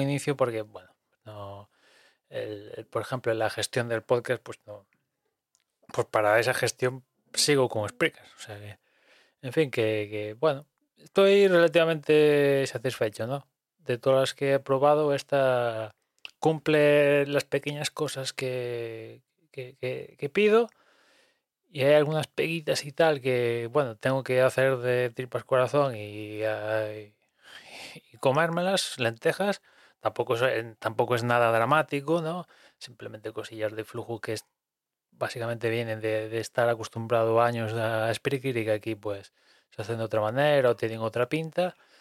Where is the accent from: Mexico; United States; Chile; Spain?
Spain; aquí siendo español